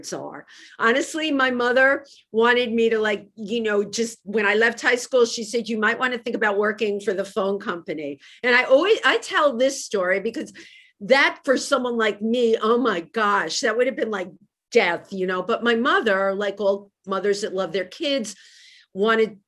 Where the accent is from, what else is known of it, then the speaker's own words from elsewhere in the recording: New York City, New York, United States; also born or lived in Nigeria; I was a little kid growing up in the Bronx, which was great